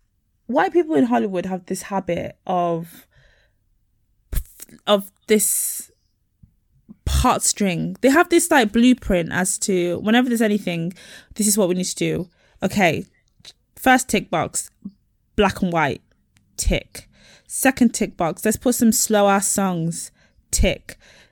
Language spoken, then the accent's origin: English; Nigeria; What about me? I'm Nigerian. What about us?